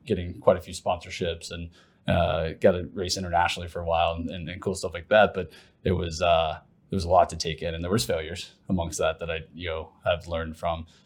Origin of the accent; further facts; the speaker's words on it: Ohio, United States; moved away as an adult; also born or lived in Plano, Texas; now in Lucas, United States; originally from Ohio and, and I've lived in Plano for the most of twenty ten to twenty twenty-two